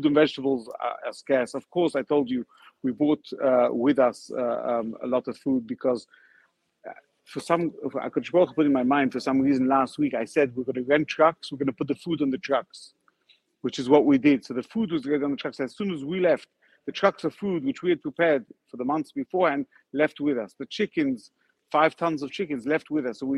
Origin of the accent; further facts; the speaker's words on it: Ukraine; I, my parents, I'm from Ukraine. My grandparents from Ukraine. I came to help these kids.